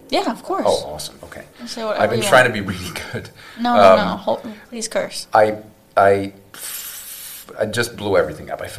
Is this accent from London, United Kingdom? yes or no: no; Newport, Wales, United Kingdom; moved away as an adult; now in United States; South Wales, UK.